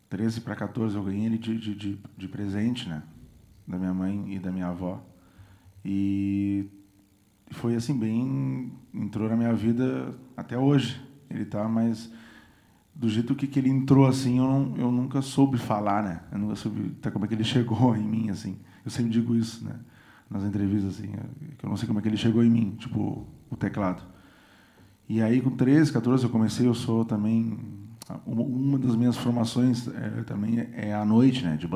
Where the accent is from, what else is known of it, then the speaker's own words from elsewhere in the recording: São José do Norte, Rio Grande do Sul, Brazil; Eu sou de São José do Norte.